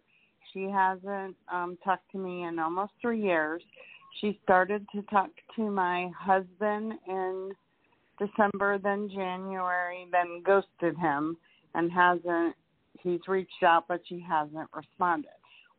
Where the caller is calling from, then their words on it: Florida, United States; I'm calling from Florida.